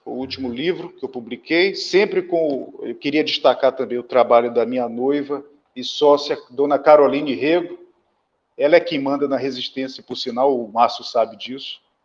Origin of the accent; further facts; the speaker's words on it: São Luís, Maranhão, Brazil; sou daqui de São Luís do Maranhão